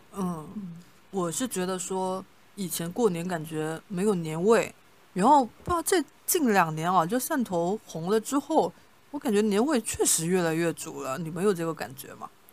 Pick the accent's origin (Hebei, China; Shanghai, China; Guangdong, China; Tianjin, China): Guangdong, China; Shantou; moved away as an adult; now in Hangzhou, China; 我们三个呢，都是在汕头土生土长的啊，年纪也都相反，我们都是出生于一九九零年前后的